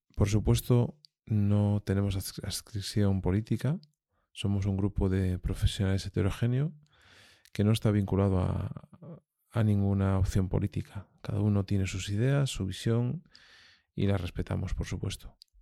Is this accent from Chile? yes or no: no; Asturias, Spain; los que hemos nacido y desarrollado nuestra actividad en, en Asturias